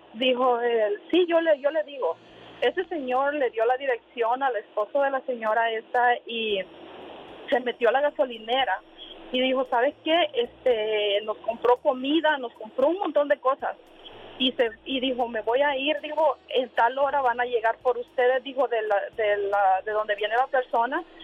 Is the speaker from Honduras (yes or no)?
yes; Honduras; now in United States; yo vengo de Honduras